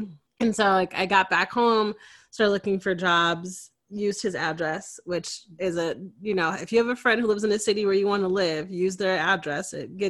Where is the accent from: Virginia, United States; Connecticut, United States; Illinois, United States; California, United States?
Connecticut, United States; moved away as an adult; now in Austin, United States; I born and raised in Connecticut, went to college in Connecticut.